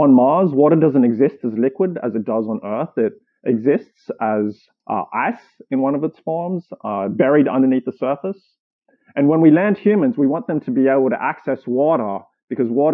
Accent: Sydney, New South Wales, Australia; moved away as an adult; also born or lived in Germany / Boston, Massachusetts; now in California, United States; I grew up in Australia, raised in Sydney

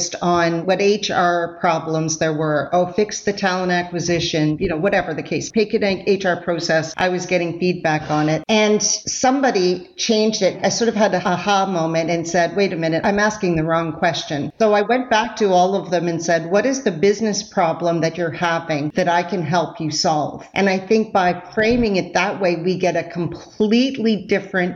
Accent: Canada; I'm Canadian. I say process sometimes.

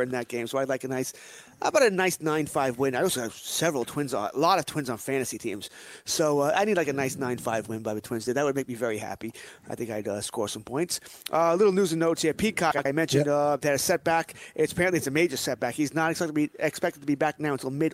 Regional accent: United States; I'm an American

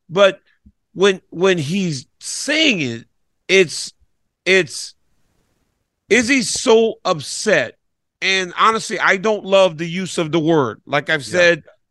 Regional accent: United States; I'm African American, right? Like I'm yes. a, I'm an American guy, born and raised

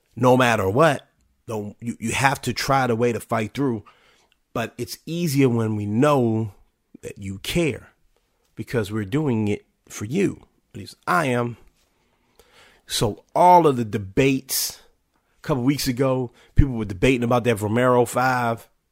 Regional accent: Washington, United States; spent years playing for my hometown, then called Washington Redskins

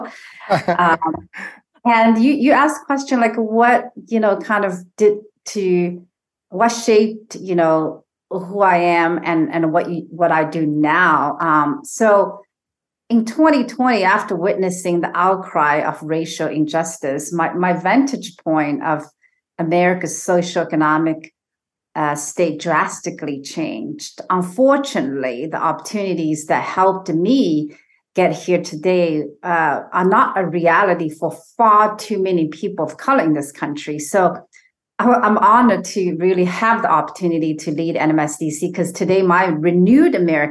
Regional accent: Shanghai, China; moved away as an adult; now in United States; I was born and raised in China, near Shanghai

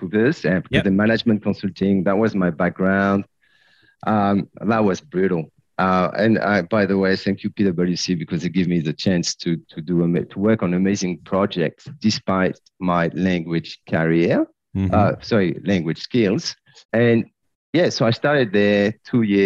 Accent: south of France, France; English is a second language; moved away as an adult; also born or lived in Paris, France; now in Australia; I born in Paris, grew up in the south of France, and then back to Paris for uni

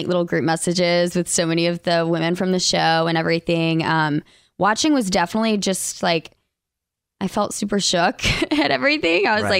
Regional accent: Alabama, United States; accent: less Southern accent; Both of us were from Alabama. I'm the one with the like less Southern accent, but sometimes it pops in there.

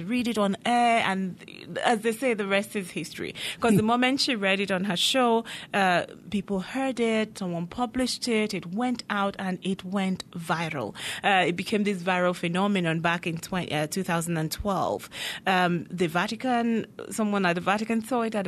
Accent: Nigeria; moved away as an adult; now in United Kingdom; I was born and raised in Nigeria.

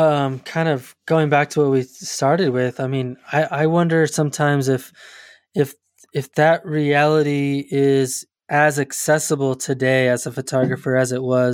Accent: Front Range of Colorado, United States; I grew up in the Front Range of Colorado, which, you know, most of the time people equate that to at the foot of the Rocky Mountains, but, you know, to the east, there's this vast, you know, plains area.

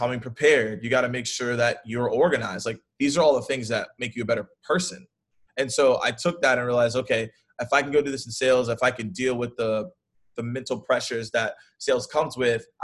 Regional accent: Atlanta, Georgia, United States; also born or lived in Auburn, Alabama; born and raised out of Atlanta, Georgia.

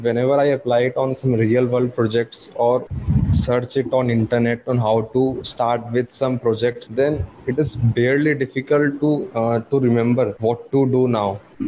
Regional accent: India; I'm from India.

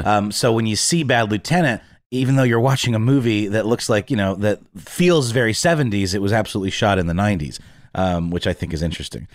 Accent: Augusta, Georgia, United States; Augusta, Georgia, my, my hometown

